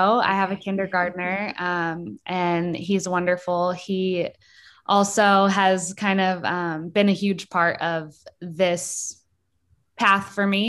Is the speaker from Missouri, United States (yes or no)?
yes; Springfield, Missouri, United States; I grew up in Springfield, so pretty close to Lockwood where Megan grew up. And I had a really pretty wonderful childhood, really.